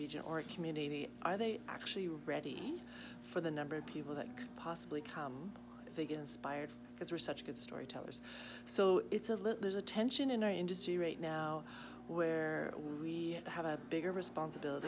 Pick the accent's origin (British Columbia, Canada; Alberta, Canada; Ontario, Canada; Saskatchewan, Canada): British Columbia, Canada; Victoria; I'm from Victoria, British Columbia